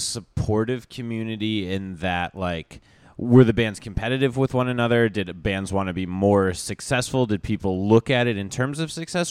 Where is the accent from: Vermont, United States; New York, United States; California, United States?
Vermont, United States; I grew up in Vermont where people go on, like, ski trips